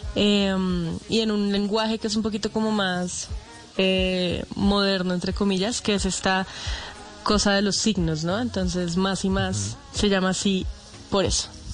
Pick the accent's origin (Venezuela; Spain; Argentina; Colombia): Colombia; Bogotá; yo soy una cantautora bogotana